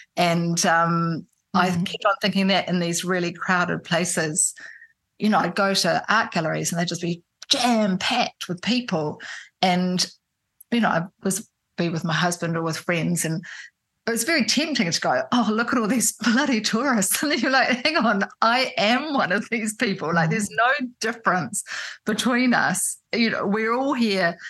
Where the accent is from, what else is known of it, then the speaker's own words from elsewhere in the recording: Auckland, New Zealand; also born or lived in Christchurch, New Zealand / Wellington, New Zealand; I grew up in in New Zealand in Auckland. I was born in Christchurch, but my parents moved quickly to Auckland when I was a baby, and I grew up there. And then I was a teenager in Wellington.